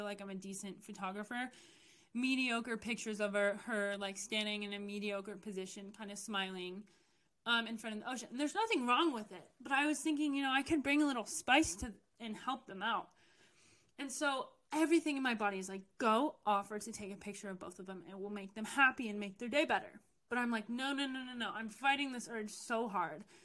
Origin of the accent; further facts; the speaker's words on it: United States; I'm from the U.S.